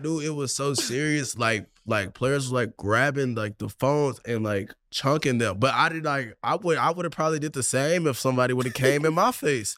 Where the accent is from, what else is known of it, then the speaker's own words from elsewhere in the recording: Texas, United States; moved away as an adult; now in Oklahoma, United States; I'm from Texas